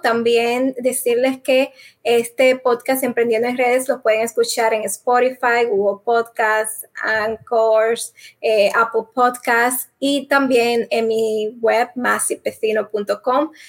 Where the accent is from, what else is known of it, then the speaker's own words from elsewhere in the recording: Dominican Republic; moved away; la República Dominicana, mi país, que ya hace eh, más de 15 años que no vivo allá